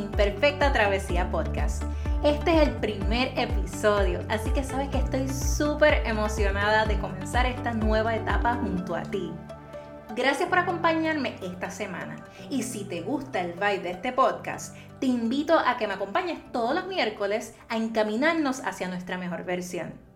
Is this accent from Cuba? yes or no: no; Toa Baja, Puerto Rico; Soy natural de Toa Baja, Puerto Rico